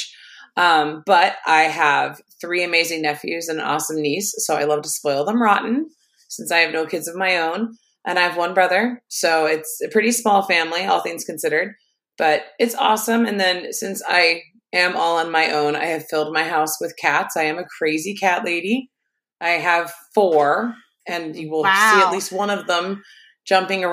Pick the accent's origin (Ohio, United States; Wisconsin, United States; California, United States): Ohio, United States; Dayton; I'm from Ohio, Dayton area.